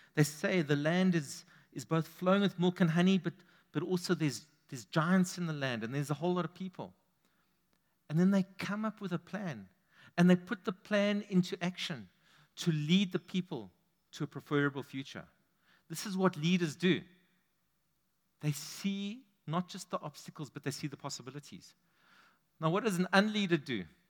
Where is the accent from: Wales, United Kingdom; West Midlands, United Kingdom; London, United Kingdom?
London, United Kingdom; I grew up on the East End.